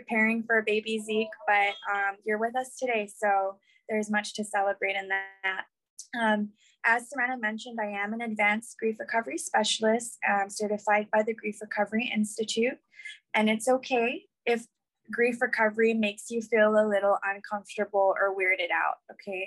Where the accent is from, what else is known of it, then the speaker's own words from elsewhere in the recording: Guam; I was born and raised on Guam.